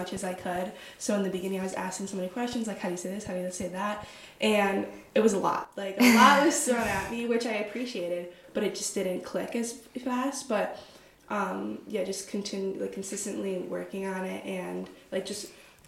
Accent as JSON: {"language": "English", "country": "United States", "moved": "as an adult", "lives_now": "Perugia, Italy", "said": "we're American"}